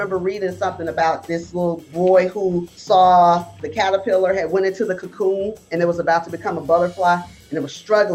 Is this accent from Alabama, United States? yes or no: yes; Bessemer, Alabama, United States; moved away as an adult; also born or lived in Birmingham, Alabama; now in Georgia, United States; We're not originally from Georgia. I'm from Bessemer, Alabama